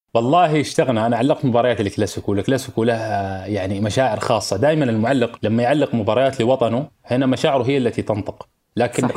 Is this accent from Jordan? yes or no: no; Qatar; انا مولود في قطر